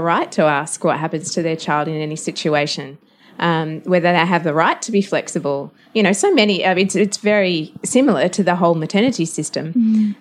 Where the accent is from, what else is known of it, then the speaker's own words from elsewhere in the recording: Tasmania, Australia; I grew up in Tasmania